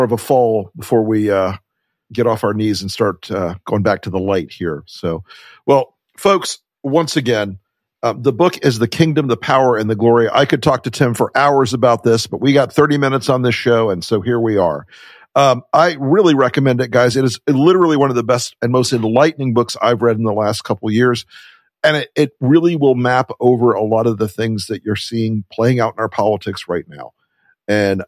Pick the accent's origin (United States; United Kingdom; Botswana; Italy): United States; the South; I'm from the South. We say that kind of thing.